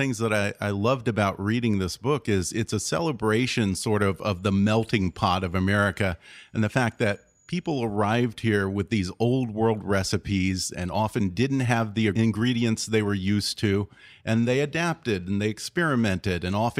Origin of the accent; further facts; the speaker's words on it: Texas, United States; I'm from Texas.